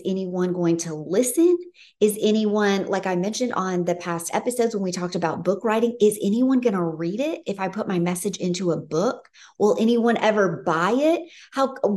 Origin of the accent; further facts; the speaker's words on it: Memphis, Tennessee, United States; moved away; I grew up in Memphis, Tennessee